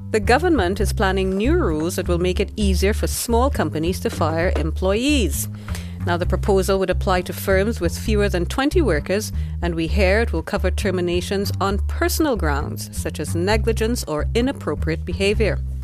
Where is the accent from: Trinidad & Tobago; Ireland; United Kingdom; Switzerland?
Trinidad & Tobago; moved away as an adult; now in Finland; I'm originally from the Caribbean, small small country. Um, very strong sporting tradition and history, Trinidad and Tobago